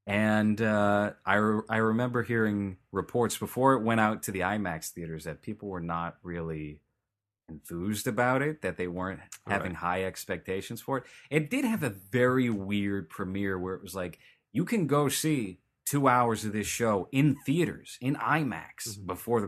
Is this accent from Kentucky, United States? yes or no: no; New York, United States; now in California, United States; It sounded like I'm from New York, but I've lived in California long enough to not have a New York accent.